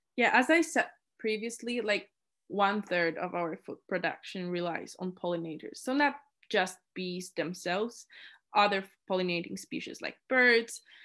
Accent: Poland; moved away as an adult; now in Innsbruck, Austria; I was born and raised in Poland, and now, now I live in Innsbruck, Austria

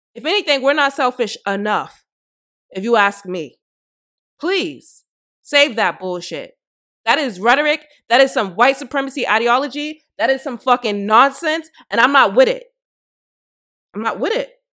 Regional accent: Boston, Massachusetts, United States; I'm from Boston

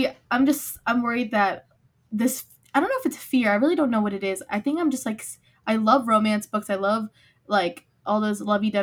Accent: Philadelphia, Pennsylvania, United States; I grew up in Philly. I still live here

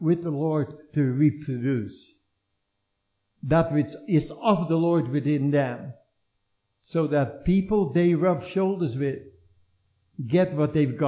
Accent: Netherlands; born or raised there

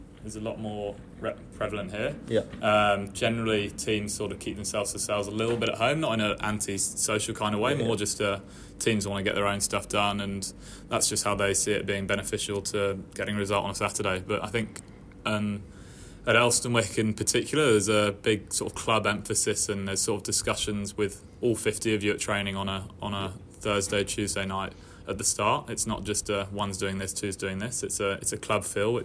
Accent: England, United Kingdom; moved away as an adult; now in Australia; as an English guy coming over

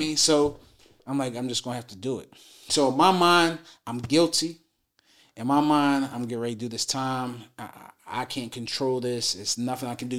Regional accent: Philadelphia, Pennsylvania, United States; also born or lived in New Jersey; now in Dallas, United States; I'm from West Philadelphia, born and raised

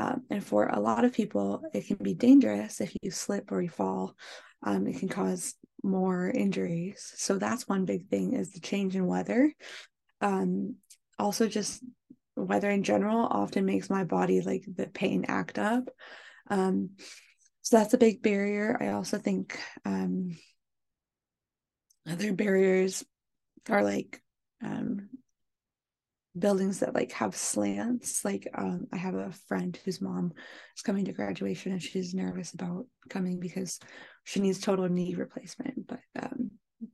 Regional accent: Pacific Northwest, United States; moved away as an adult; now in Michigan, United States; I grew up in the Pacific Northwest.

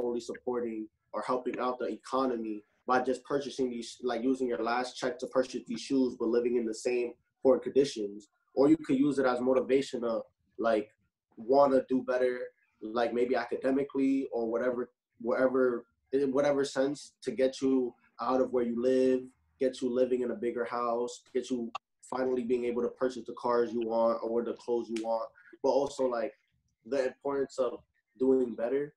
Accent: New York City, New York, United States; I'm from the Bronx, New York. So I grew up around a lot of this type of like drill music

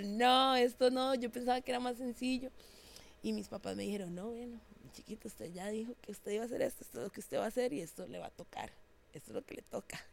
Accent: San José, Costa Rica; Yo soy de Barrio México, San José. Eso es así en el puro centro.

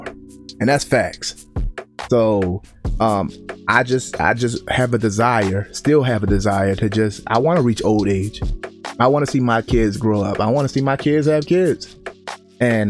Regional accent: Baltimore, Maryland, United States; moved away; Growing up in Baltimore, Maryland

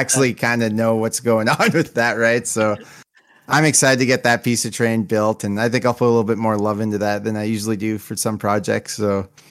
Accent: Canada; I'm Canadian

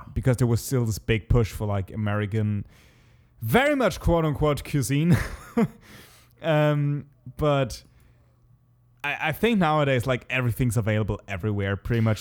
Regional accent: Germany; English is a second language

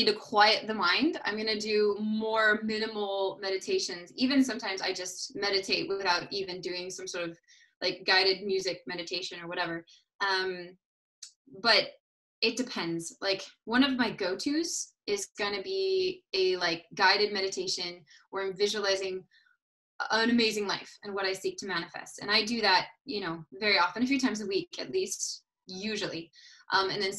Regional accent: United States; also born or lived in Paris, France; back living in my home country

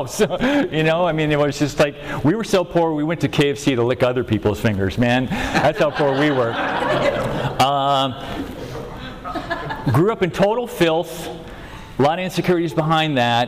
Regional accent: Venice, California, United States; born and raised in Venice, where the debris meets the sea.

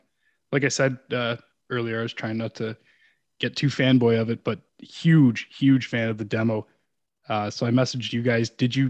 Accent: an hour outside of Toronto, Ontario, Canada; I'm just about an hour outside of Toronto, that area.

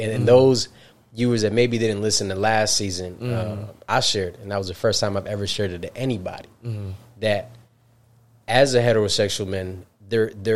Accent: Albany, New York, United States; I'm upstate New York, right? Albany

